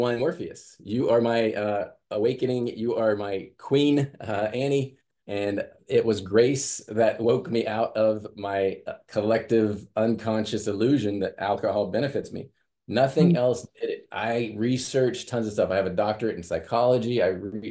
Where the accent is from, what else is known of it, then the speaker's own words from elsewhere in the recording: Midwest, United States; growing up in the Midwest